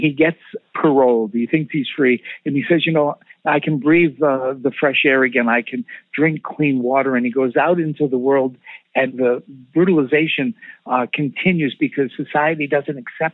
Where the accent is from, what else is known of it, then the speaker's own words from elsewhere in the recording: Quincy, Massachusetts, United States; I grew up in Quincy. My family was from South Boston